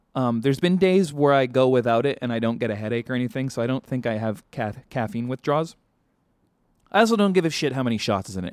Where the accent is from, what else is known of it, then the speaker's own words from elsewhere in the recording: Vancouver, British Columbia, Canada; now in Los Angeles, United States; growing up in Vancouver